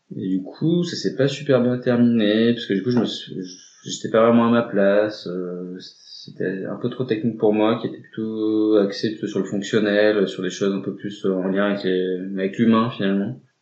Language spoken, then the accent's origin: French; Drôme valley, Auvergne-Rhône-Alpes, France; moved away as an adult; also born or lived in Valence; now in Grenoble, France; moi j'ai grandi à la campagne, euh, donc euh, dans la vallée de la Drôme, un petit village qui s'appelle Heure